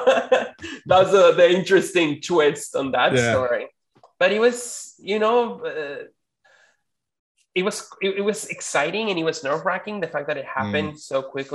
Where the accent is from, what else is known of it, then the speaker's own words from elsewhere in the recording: Mexico; moved away; back in Mexico, I was born in Mexico